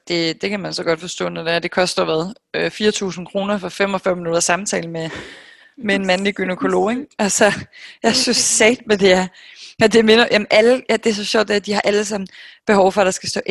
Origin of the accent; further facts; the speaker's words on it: Denmark; moved away as an adult; also born or lived in New York, United States; her hjemme i Danmark, siden jeg kom hjem i marts